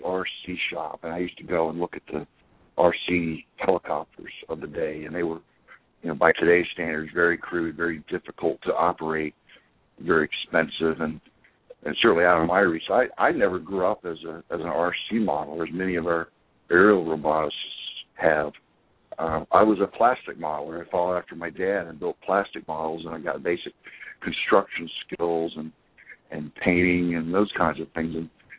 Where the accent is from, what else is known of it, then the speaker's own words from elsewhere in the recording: Huntsville, Alabama, United States; I grew up in Huntsville, and I don't sound like it, but it was a great place to be.